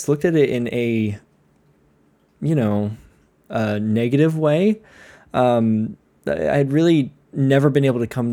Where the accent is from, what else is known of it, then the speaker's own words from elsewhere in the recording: Connecticut, United States; growing up in Connecticut